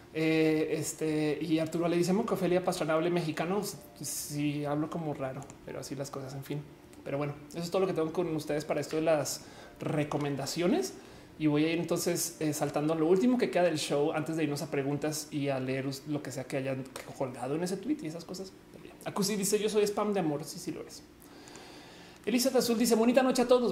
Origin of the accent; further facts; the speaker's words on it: Bogotá, Colombia; moved away; yo soy rola